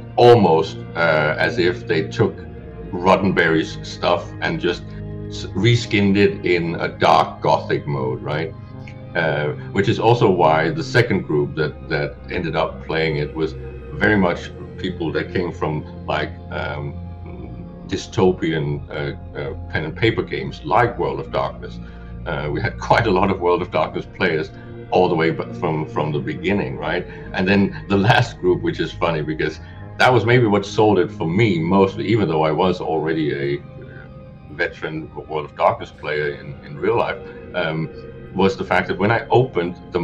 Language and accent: English; Denmark; I'm a Scandinavian. I'm from Denmark